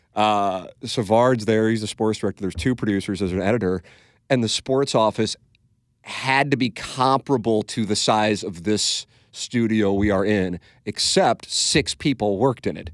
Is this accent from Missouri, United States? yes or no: yes; St. Louis, Missouri, United States; moved away as an adult; also born or lived in Little Rock; go work in my hometown